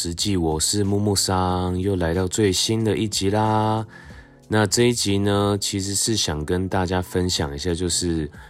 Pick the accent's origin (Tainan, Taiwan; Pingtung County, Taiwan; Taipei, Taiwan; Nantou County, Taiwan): Tainan, Taiwan; 虽然每次就是要到这个从我们家就是台南的家里，然后到这个安平，其实每次车程都大概要四五十分钟，真的非常久。